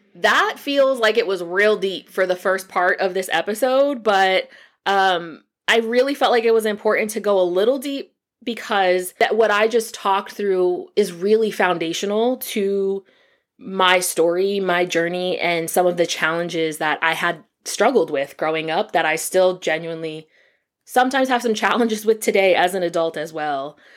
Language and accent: English; Allentown, Pennsylvania, United States; now in Atlanta, United States; I was born and raised in Allentown, Pennsylvania